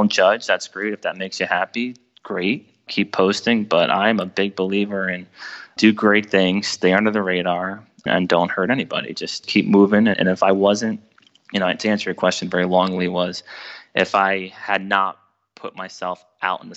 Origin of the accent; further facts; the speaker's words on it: New Jersey, United States; I'm from New Jersey